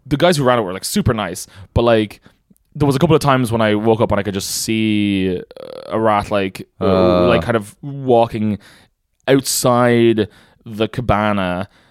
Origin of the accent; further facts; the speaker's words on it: Celbridge, Leinster, Ireland; also born or lived in Dublin; grew up from Kildare.